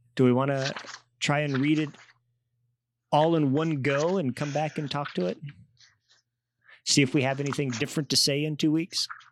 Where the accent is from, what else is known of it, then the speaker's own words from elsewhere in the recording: Kansas, United States; I grew up in Kansas among conservative, you know, religious women.